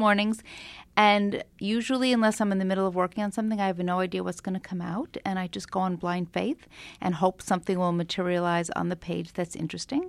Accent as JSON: {"language": "English", "area": "Long Island", "region": "New York", "country": "United States", "tie": "born or raised there", "also_born_or_lived": "Brooklyn, New York", "said": "we moved at that point from Brooklyn to Long Island"}